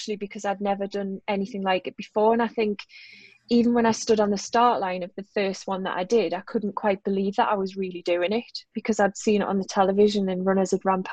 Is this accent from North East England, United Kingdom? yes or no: yes; Newcastle upon Tyne, North East England, United Kingdom; accent: Geordie; I'm a Geordie